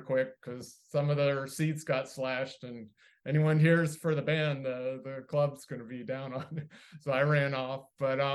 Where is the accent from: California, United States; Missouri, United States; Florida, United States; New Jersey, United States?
Florida, United States; Miami; also born or lived in Gainesville, Florida; I was born in Miami